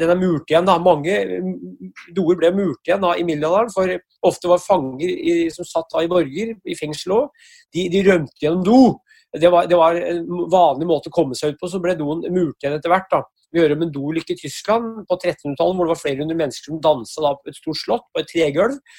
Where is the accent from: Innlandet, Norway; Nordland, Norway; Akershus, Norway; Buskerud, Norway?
Innlandet, Norway; Brumunddal; Jeg er fra Hedmark og Brumunddal.